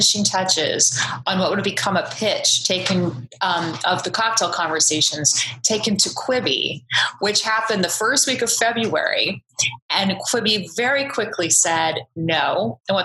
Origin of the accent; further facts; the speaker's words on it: Orange County, California, United States; growing up in Orange County, California